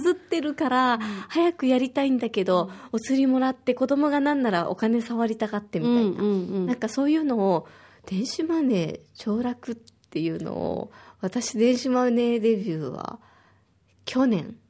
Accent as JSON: {"language": "Japanese", "region": "Osaka", "country": "Japan", "tie": "born or raised there", "moved": "yes", "lives_now": "Okinawa, Japan", "said": "私は大阪出身で小学5年生と3年生の2人の子育て真っ最中です"}